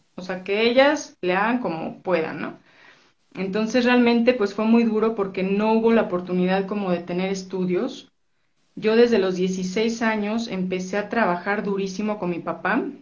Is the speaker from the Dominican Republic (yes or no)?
no; Mexico City, Mexico; born or raised there; also born or lived in Orizaba, Veracruz